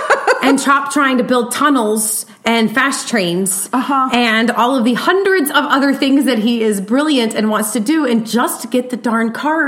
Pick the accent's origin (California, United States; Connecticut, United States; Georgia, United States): Georgia, United States; I'm from Georgia